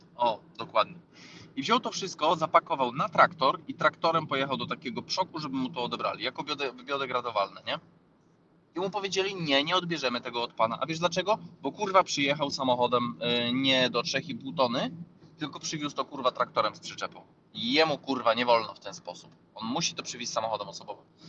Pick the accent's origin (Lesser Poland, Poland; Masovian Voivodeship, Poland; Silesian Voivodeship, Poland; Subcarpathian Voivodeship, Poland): Subcarpathian Voivodeship, Poland; Rzeszów; my z Rzeszowa